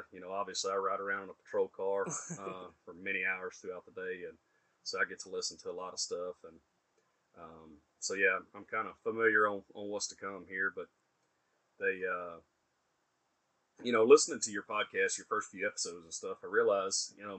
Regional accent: Texas, United States; also born or lived in Birmingham, Alabama; The family picked up and moved to Texas here, and you know, growing up, my stepdad was a roofer.

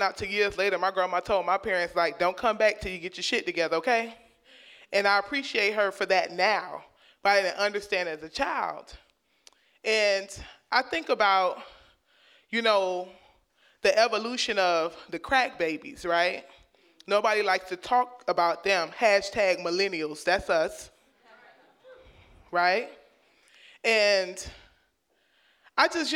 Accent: Miami, Florida, United States; where I grew up in Liberty City, my elementary school sat right there on the in the red light district

